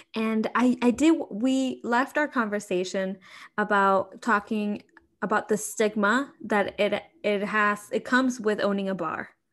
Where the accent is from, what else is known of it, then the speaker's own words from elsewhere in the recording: Mexico; now in Chicago, United States; growing up in Mexico, like I did, is different from like growing up here